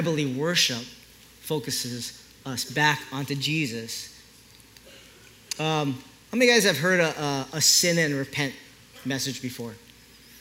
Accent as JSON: {"language": "English", "country": "Philippines", "said": "I'm Filipino"}